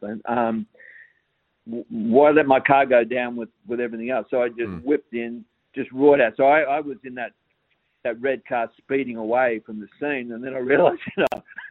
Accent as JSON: {"language": "English", "country": "Australia", "said": "being Australian"}